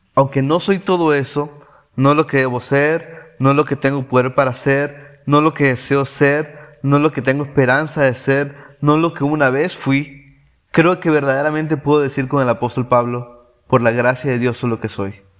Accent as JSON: {"language": "Spanish", "country": "Venezuela", "moved": "yes", "lives_now": "Córdoba, Argentina", "said": "soy de Venezuela"}